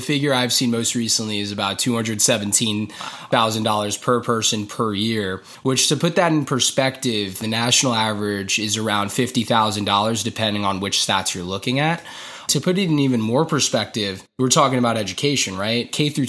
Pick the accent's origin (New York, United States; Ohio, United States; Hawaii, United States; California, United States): New York, United States; growing up in New York, you see some of the opportunities that are afforded to some people who are born in some zip codes